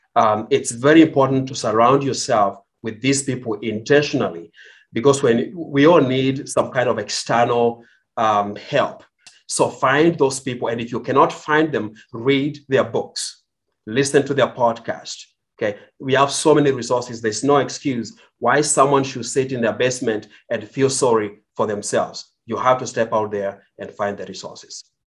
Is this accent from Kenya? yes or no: yes; Kenya; moved away as an adult; now in United States; I was born in Kenya. I grew up in Kenya